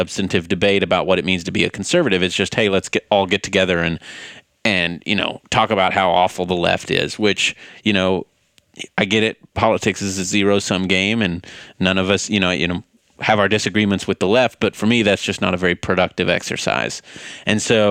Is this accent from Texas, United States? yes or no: yes; White House, Texas, United States; moved away as an adult; now in Boston, United States; Born and raised in East Texas. Grew up in White House